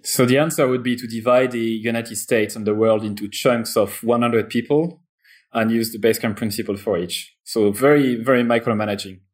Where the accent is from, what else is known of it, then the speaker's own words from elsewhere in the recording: France; accent: French; English is a second language; I'm French, as you probably heard already from my accent